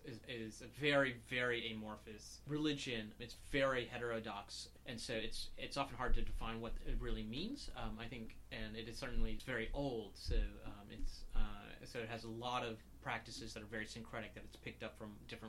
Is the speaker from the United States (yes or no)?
yes; the South, United States; also born or lived in Jackson Heights, New York; now in New York, United States; We grew up in the South